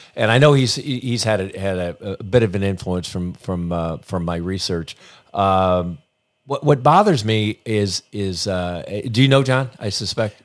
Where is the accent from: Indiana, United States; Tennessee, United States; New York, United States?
Indiana, United States; I grew up in Indiana.